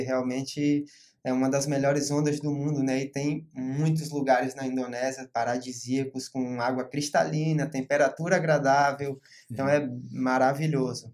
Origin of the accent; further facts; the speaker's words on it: Porto Seguro, Bahia, Brazil; also born or lived in Rio de Janeiro; Na verdade, eu sou carioca, né? Mas tenho o coração baiano, eu moro aqui minha vida inteira. É, vim para cá com uns 4 anos de idade